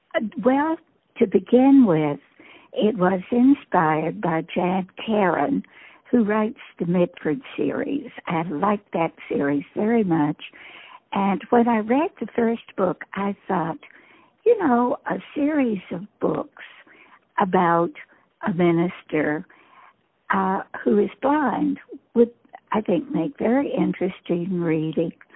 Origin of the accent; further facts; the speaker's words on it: Staunton, Virginia, United States; I am from Stanton, Virginia, uh, home of Woodrow Wilson's birthplace